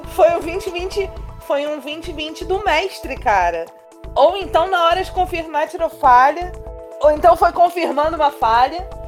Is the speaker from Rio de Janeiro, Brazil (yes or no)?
yes; Rio de Janeiro, Brazil; A gente é carioca